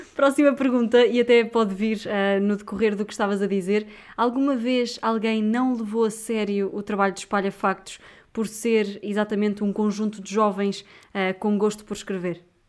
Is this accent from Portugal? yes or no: yes; Viseu, Portugal; Eu sou de Viseu